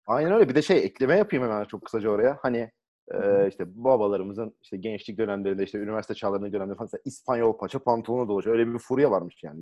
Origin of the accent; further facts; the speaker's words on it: Thrace, Turkey; Hani biz buralıyız ya. Trakya çocuğuyuz